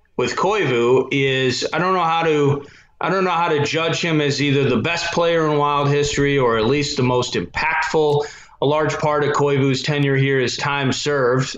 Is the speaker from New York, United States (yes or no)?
no; Minnesota, United States; I'm from Minnesota. I adore Minnesota